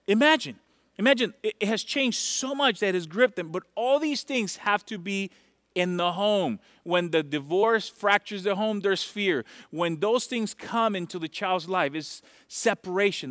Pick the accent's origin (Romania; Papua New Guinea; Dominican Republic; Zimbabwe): Dominican Republic; moved away; I'm from Dominican Republic